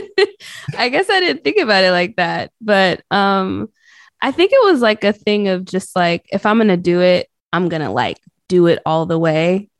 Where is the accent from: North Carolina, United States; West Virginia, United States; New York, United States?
North Carolina, United States; also born or lived in Boston, Massachusetts; I was pretty much raised in the South